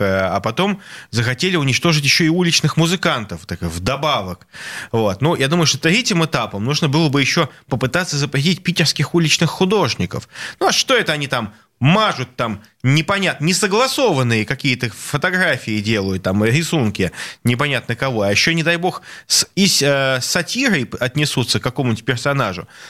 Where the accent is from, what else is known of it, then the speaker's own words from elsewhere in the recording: Saint Petersburg, Russia; я как петербуржец, как сноб, как петербургский шовинист